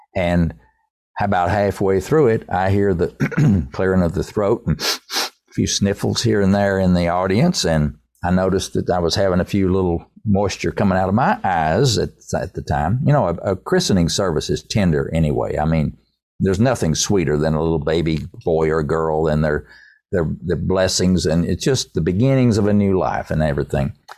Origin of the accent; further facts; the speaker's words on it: Erwin, Tennessee, United States; I'm from East Tennessee.